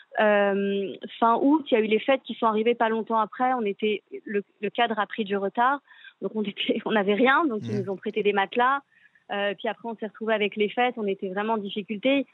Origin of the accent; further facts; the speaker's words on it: France; moved away as an adult; now in Israel; On est français